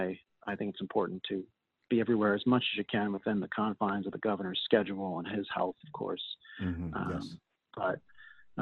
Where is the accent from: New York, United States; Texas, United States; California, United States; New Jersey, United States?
New York, United States; Long Island; I grew up on Long Island.